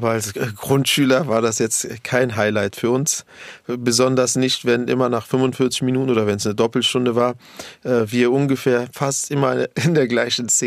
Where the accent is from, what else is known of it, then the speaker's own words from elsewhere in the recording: Berlin, Germany; also born or lived in Kreuzberg; Aber meine ersten Jahrzehnte waren in Neukölln wenn man mich heute fragt, wo ich herkomme, so nach dem Motto, wo ich wohne oder wo ich lebe, sage ich immer auch reflexartig Neukölln.